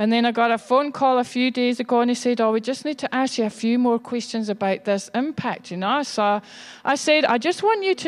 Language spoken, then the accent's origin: English; Scotland, United Kingdom; I'm Scottish